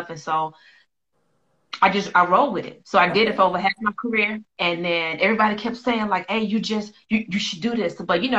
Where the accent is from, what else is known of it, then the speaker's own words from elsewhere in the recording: Cheraw, South Carolina, United States; now in Omaha, United States; Well, I'm in Omaha right now. That's where I've been at. But I'm from Chirau. Okay, I'm from Chirau, South Carolina.